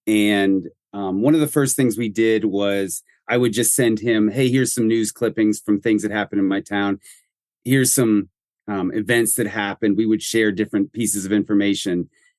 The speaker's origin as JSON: {"language": "English", "town": "Greenville", "region": "Pennsylvania", "country": "United States", "tie": "born or raised there", "said": "the small town is the town where I was raised in Western Pennsylvania. So it's very near and dear to me."}